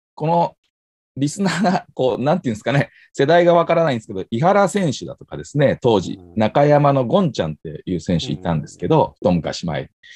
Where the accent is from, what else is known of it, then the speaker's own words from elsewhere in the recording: Tokai, Japan; 地元の東海リーグ